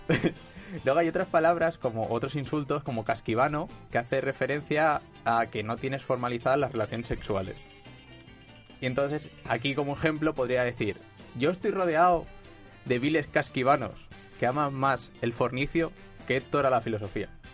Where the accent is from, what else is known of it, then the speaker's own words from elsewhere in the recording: Valencian Community, Spain; yo siendo valenciano